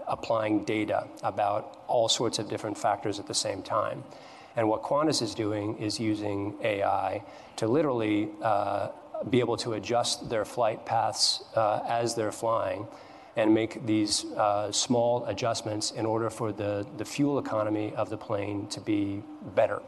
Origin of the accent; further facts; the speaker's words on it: Missoula, Montana, United States; my hometown of Missoula, Montana